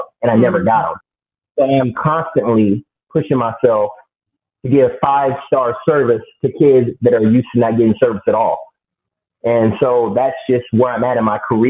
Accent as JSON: {"language": "English", "town": "Phoenix", "region": "Arizona", "country": "United States", "moved": "as an adult", "lives_now": "Dallas, United States", "said": "I'm from West Phoenix, the bad part of Phoenix. Decided that I needed to leave where I was from, planted my roots in Dallas, Texas"}